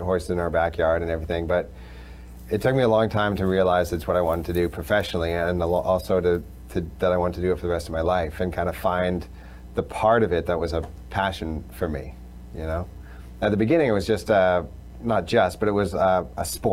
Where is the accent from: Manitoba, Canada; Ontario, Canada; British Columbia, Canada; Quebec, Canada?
British Columbia, Canada; Vancouver; I grew up in Vancouver in British Columbia.